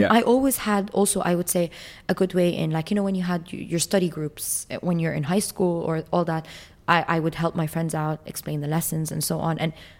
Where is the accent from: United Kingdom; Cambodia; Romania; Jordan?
Jordan; back in my hometown in Jordan